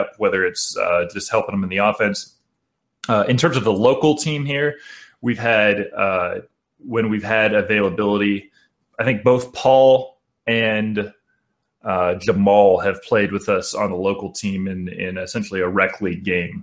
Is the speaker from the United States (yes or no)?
yes; Kansas, United States; now in Las Vegas, United States; I'm from Kansas originally.